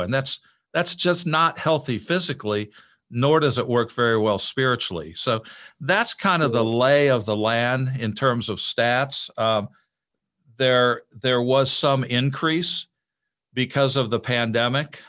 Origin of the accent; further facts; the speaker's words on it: Illinois, United States; moved away as an adult; I grew up in Illinois